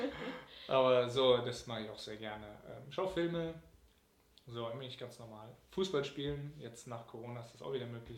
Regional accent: Cologne, North Rhine-Westphalia, Germany; meine Heimatgemeinde in Nippes, St. Marien

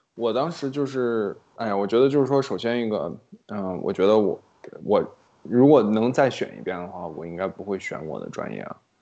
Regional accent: China; moved away; 我毕竟在国内长大

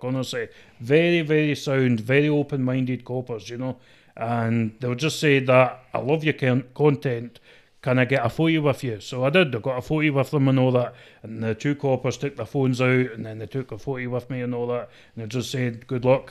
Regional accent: Scotland, United Kingdom; accent: mixed traveller accent

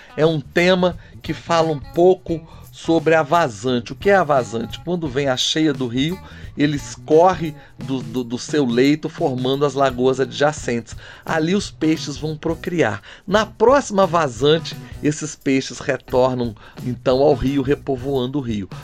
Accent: São João del-Rei, Minas Gerais, Brazil; now in Belo Horizonte, Brazil; São João Del Rei é minha cidade natal, é minha origem, é minha raiz

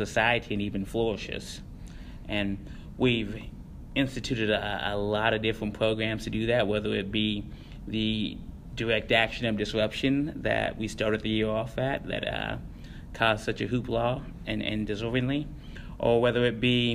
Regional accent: Columbus, Indiana, United States; also born or lived in Seymour, Indiana; now in Bloomington, United States; I am from Indiana. I was born in Columbus, Indiana. I started high school there, graduated from Seymour, Indiana.

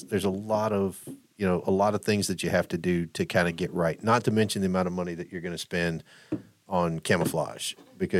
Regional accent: Cajun, Louisiana, United States; now in Pensacola, United States; I'm a Cajun

